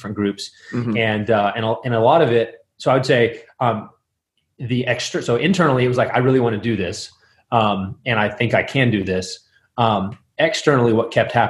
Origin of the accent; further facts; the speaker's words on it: West Texas, United States; moved away as an adult; also born or lived in Midland, Texas / Moscow, Idaho; now in Minneapolis, United States; I grew up in West Texas